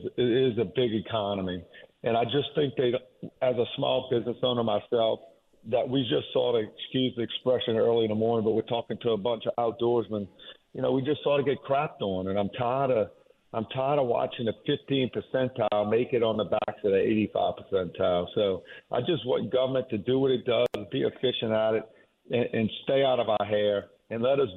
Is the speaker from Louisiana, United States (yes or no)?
yes; Jefferson Parish, Louisiana, United States; I was born and raised in Jefferson Parish and been here my entire life other than my military time.